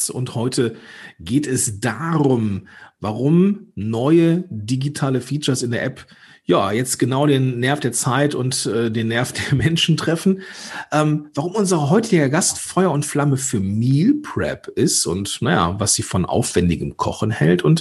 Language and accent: German; Moers, North Rhine-Westphalia, Germany; born there; ich bin gebürtiger Mörser